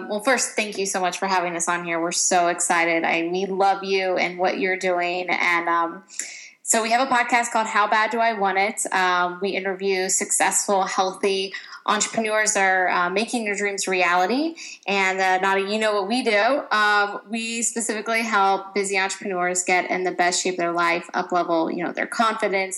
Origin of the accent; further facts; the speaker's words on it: Ohio, United States; now in California, United States; I grew up in Ohio